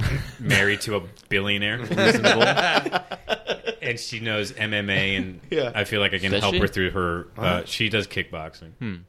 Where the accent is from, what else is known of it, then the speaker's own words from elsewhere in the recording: Philadelphia, Pennsylvania, United States; I'm from Philly